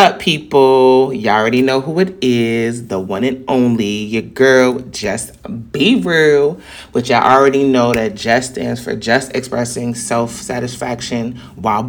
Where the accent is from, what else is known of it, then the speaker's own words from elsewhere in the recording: New York City, New York, United States; accent: New York; New York people have a very distinct and assertive tone because we're very confident in who we are